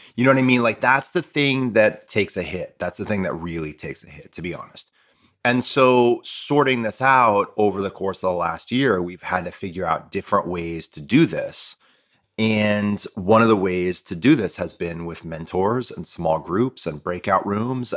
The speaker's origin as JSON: {"language": "English", "town": "Toledo", "region": "Ohio", "country": "United States", "tie": "born or raised there", "said": "My Spanish is really good from leaving, from growing up in Toledo"}